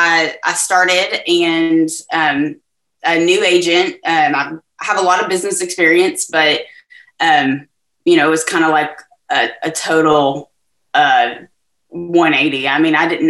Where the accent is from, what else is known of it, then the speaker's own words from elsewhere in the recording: Texas, United States; So I'm from Texas. I am in Southeast Texas, which is in between Houston and Lake Charles. In a town called Beaumont.